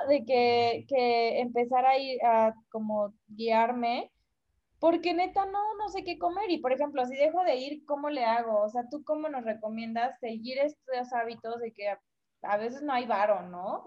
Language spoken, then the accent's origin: Spanish; Cancún, Quintana Roo, Mexico; now in Mexico City, Mexico; yo soy de Cancún